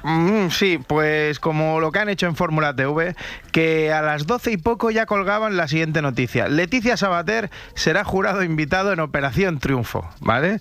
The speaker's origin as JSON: {"language": "Spanish", "town": "Rubí", "region": "Catalonia", "country": "Spain", "said": "yo soy de Rubí"}